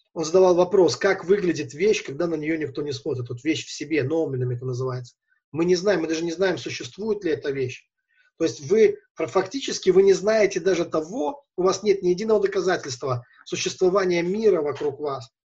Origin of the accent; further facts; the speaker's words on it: Velikiye Luki, Pskov Oblast, Russia; я из Великих Лук